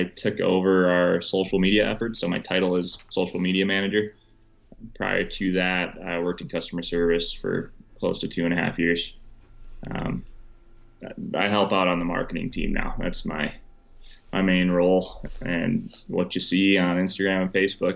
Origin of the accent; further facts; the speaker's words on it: Wisconsin, United States; growing up in Wisconsin, I went to college in Wisconsin